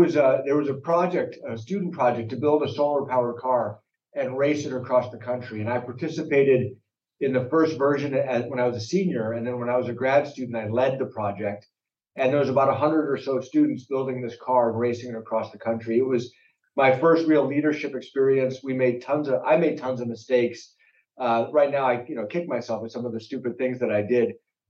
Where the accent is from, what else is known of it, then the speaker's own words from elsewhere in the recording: Akron, Ohio, United States; You know, in Akron, it was a pretty typical suburb in America, but we had a very rich community of Indian immigrants.